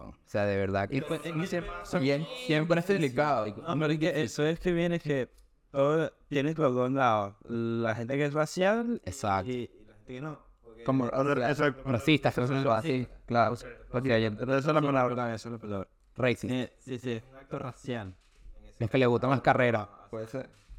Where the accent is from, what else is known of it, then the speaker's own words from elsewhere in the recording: France; Bueno, yo soy francés.